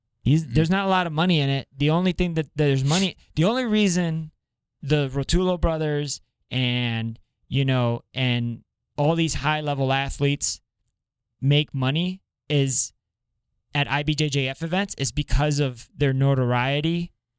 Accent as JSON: {"language": "English", "town": "Kendall", "region": "Florida", "country": "United States", "tie": "born or raised there", "said": "I grew up in that neighborhood too. Where the gym is at. Like I grew up in Kendall"}